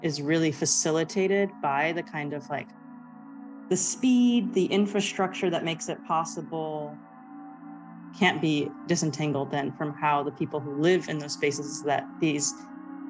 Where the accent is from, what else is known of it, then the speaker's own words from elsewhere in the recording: Arizona, United States; I grew up in Arizona